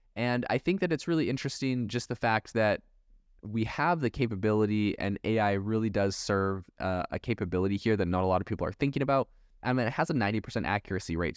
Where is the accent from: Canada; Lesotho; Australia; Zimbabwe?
Canada; also born or lived in Europe; now in United States; I was raised in Canada.